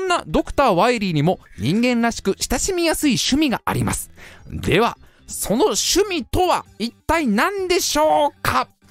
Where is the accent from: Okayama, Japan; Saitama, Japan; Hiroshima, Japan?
Saitama, Japan; 埼玉にはですね、私の実家もございますので